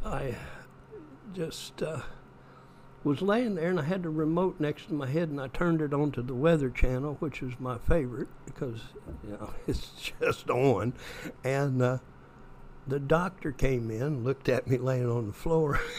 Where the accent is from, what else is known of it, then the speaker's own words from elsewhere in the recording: Straughn, Indiana, United States; I was raised in East Central Indiana